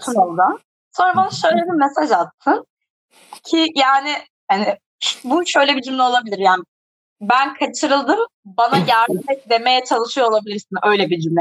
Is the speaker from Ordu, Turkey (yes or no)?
no; Ankara, Turkey; born and raised Ankara'da olmaktan memnunum